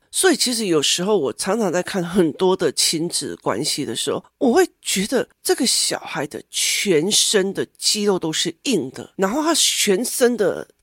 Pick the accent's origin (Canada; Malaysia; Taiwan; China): Taiwan; Taichung; 我们台中人很喜欢去读私立学校